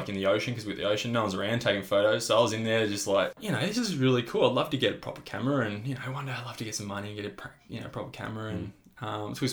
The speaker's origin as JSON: {"language": "English", "town": "Warrnambool", "region": "Victoria", "country": "Australia", "tie": "born or raised there", "said": "it's called Cannon Hill in Warrnambool, in my hometown"}